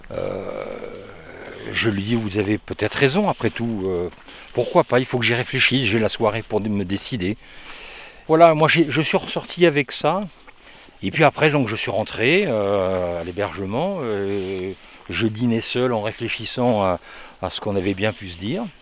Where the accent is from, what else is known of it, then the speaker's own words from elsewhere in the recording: France; Eh bien moi euh, je viens du sud de la France. je, alors